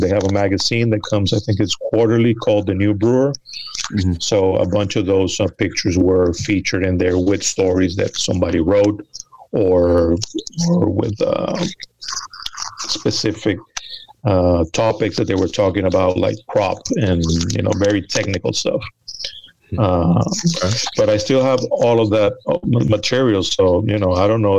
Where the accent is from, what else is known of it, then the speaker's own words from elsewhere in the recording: Venezuela; also born or lived in United States; now in New York, United States; I was born here in the United States, but I grew up in Venezuela and I moved back um, almost 30 years ago. Moved back, and I've been in New York for a little over 20.